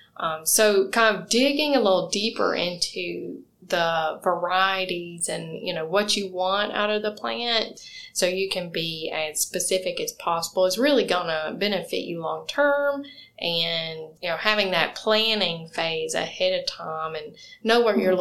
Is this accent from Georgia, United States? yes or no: yes; Georgia, United States; moved away; I'm from Georgia, so I grew up and seeing pecan or pecan trees